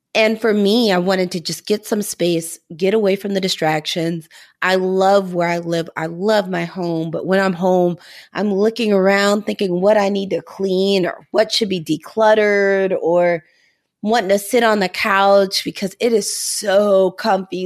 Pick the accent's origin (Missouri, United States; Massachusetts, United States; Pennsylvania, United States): Missouri, United States; moved away; also born or lived in New England; I'm from Missouri